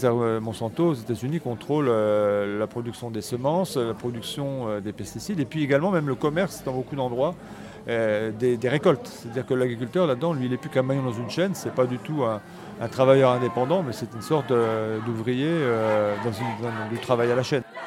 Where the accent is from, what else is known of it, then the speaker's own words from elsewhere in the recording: Picardy, Hauts-de-France, France; chez moi en Picardie